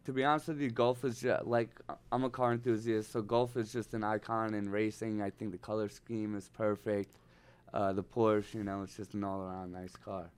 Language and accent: English; Northeast, United States; now in Los Angeles, United States; I'm from the Northeast